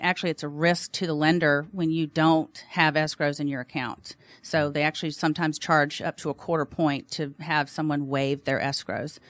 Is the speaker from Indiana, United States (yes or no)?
no; Alabama, United States; now in Atlanta, United States; I'm from Alabama, so of course we're licensed in Alabama